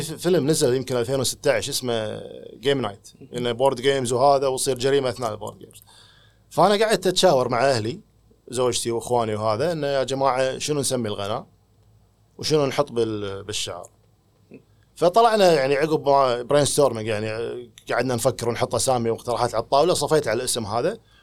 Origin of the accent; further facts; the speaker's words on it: Kuwait; المهم ردينا الكويت